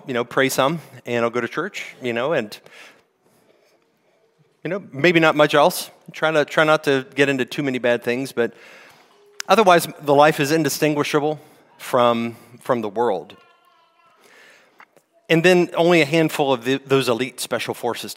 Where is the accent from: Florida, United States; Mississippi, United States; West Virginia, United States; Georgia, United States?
West Virginia, United States; moved away; I'm from West Virginia. We call it niche in where I'm from.